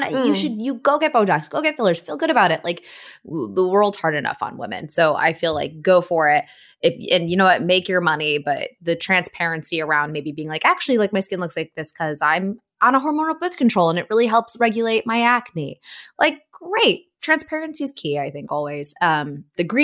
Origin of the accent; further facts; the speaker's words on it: Buffalo, New York, United States; I'm from Buffalo, so I love the Buffalo Bills